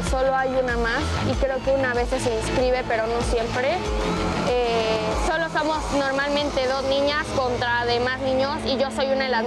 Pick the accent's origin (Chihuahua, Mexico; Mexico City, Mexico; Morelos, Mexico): Chihuahua, Mexico; Tengo 13 años, nací en Chihuahua